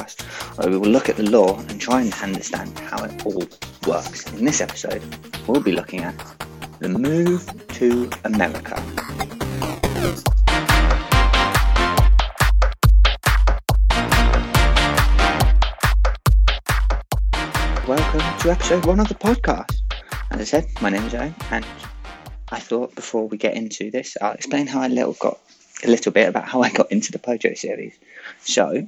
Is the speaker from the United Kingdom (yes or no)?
yes; United Kingdom; I am British